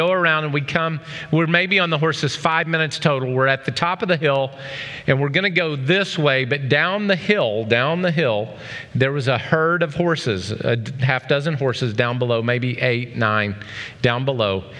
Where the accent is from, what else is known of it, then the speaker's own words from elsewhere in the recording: Oklahoma, United States; I grew up in Oklahoma